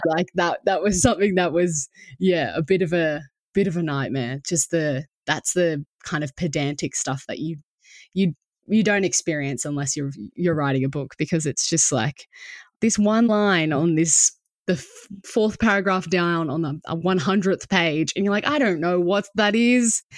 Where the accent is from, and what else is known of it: Australia